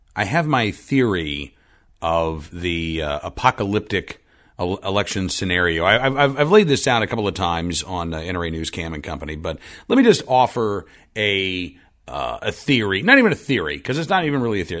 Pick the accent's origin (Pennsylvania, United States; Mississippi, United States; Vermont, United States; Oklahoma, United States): Oklahoma, United States; Oklahoma City; moved away; I grew up in Oklahoma City